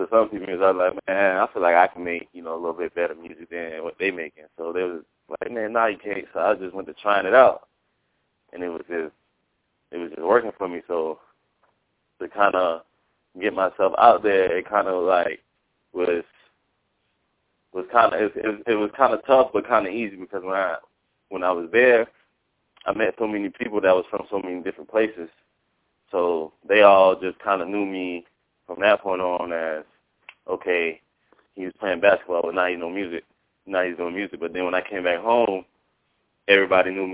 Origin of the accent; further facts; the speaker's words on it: Sarasota, Florida, United States; I'm from Sarasota, Florida.